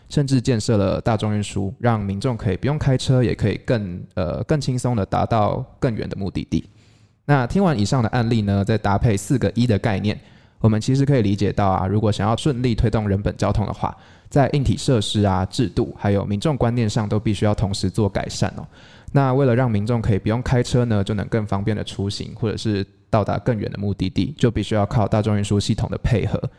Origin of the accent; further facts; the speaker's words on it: Changhua County, Taiwan; 比如说像台南或是我的家乡彰化这两个城市的旧市区